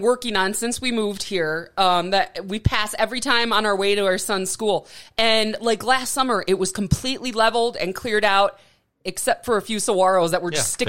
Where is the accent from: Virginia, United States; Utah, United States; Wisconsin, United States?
Wisconsin, United States; Milwaukee; moved away; also born or lived in Flint; I'm from Milwaukee.